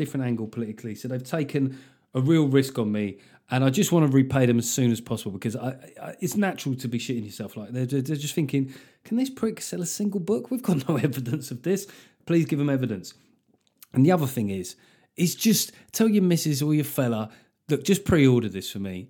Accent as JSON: {"language": "English", "region": "London", "country": "United Kingdom", "tie": "born or raised there", "said": "growing up in South London with fucking batshit crazy parents"}